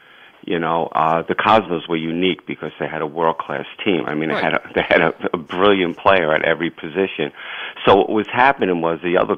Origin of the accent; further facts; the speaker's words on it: New York City, New York, United States; growing up in Ridgewood, man, everyone played soccer.